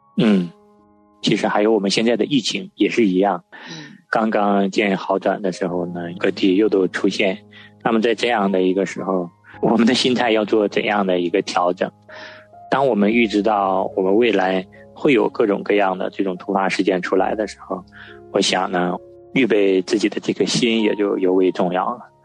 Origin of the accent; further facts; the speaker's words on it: northern China, China; 我从小就在北方长大